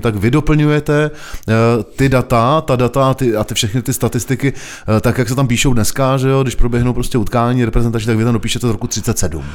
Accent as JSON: {"language": "Czech", "town": "Týn nad Vltavou", "region": "South Bohemian Region", "country": "Czechia", "also_born_or_lived": "Prague", "said": "Já jsem z Týna nad Vltavou"}